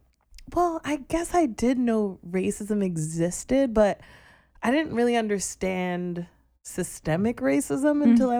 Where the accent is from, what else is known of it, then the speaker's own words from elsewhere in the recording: New York City, New York, United States; also born or lived in Florida; I grew up here in Brooklyn. I had a brief stint in Florida when I was just a lass. And then we moved right back to Brooklyn.